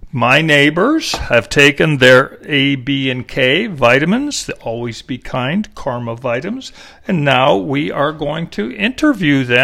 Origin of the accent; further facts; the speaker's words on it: Kingston, New York, United States; now in Austin, United States; I was born in Kingston, New York.